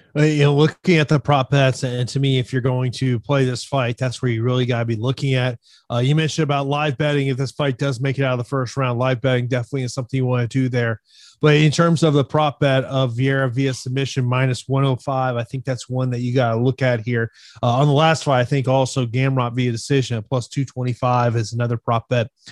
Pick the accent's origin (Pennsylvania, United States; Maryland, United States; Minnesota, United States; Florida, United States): Florida, United States; Tampa; here in my hometown of Tampa